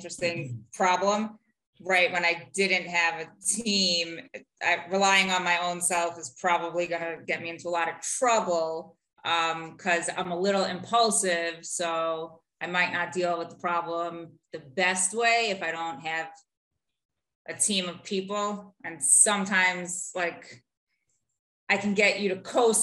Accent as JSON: {"language": "English", "town": "New York City", "region": "New York", "country": "United States", "also_born_or_lived": "Ohio", "moved": "yes", "lives_now": "Cleveland, United States", "said": "I am from Brooklyn, New York. Now I live in Ohio."}